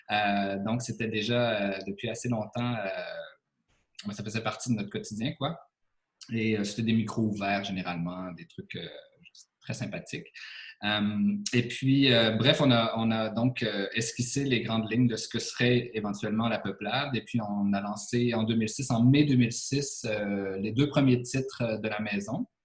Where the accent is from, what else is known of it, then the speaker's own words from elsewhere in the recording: Montreal, Quebec, Canada; moi, je n'étais pas natif de cette région-ci, donc je venais de Montréal.